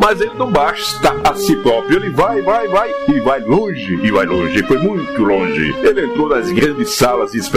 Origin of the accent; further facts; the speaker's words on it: Paraíba, Brazil; Eu sou da Paraíba.